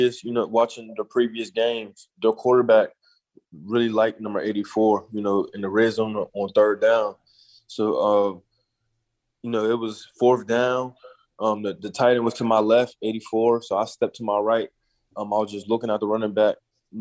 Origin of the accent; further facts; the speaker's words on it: Pennsylvania, United States; being in the home state of Pennsylvania. You know, playing for my home state